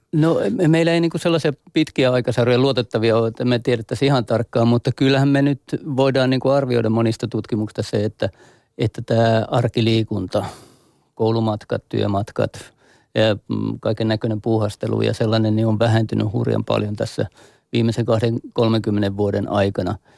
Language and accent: Finnish; Mikkeli, South Savo, Finland; meillä, meillä päin Mikkelissä